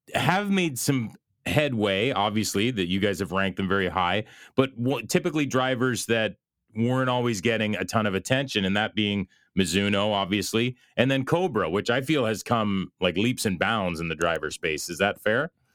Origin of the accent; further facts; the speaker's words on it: Belleville, Ontario, Canada; here in my hometown of Belleville, Ontario, Canada